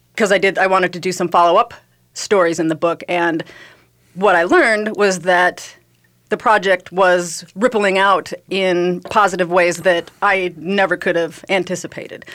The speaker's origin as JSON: {"language": "English", "region": "Midwest", "country": "United States", "said": "I am from the Midwest, so we like to use the, the word just a lot"}